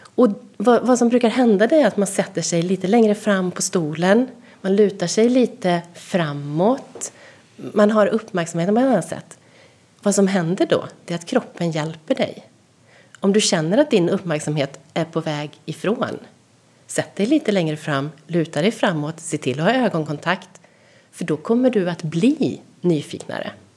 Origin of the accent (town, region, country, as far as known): Sweden